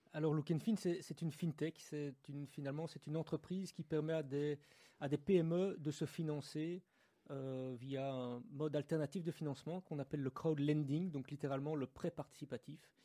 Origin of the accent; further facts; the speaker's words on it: Brussels, Brussels-Capital Region, Belgium; Je suis de Bruxelles